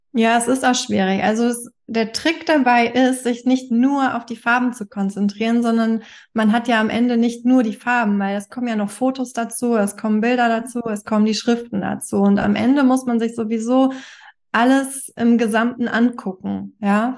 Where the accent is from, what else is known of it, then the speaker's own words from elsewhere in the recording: Hamburg, Germany; Ich komme aus Hamburg.